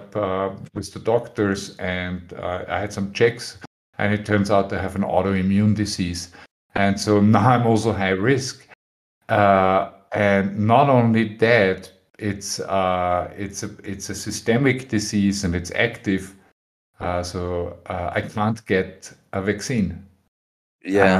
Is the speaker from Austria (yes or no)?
yes; Austria; moved away as an adult; now in Spain; I'm originally from Austria, but I live in Spain.